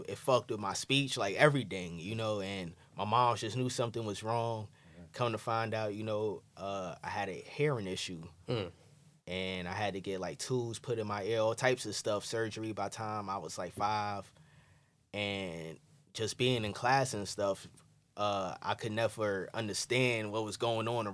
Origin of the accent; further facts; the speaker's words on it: New York City, New York, United States; also born or lived in Bed-Stuy; growing up in Crown Heights